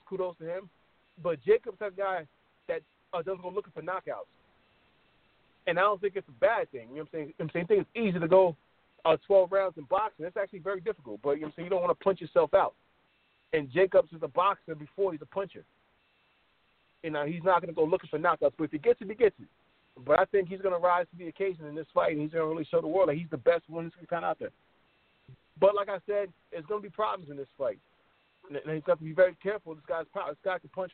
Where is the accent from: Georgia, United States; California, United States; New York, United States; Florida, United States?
Florida, United States; Miami; I graduated high school in Miami.